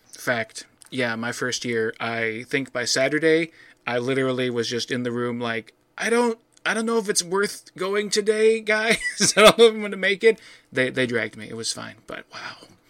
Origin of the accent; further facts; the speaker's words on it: Midwest, United States; being a Midwesterner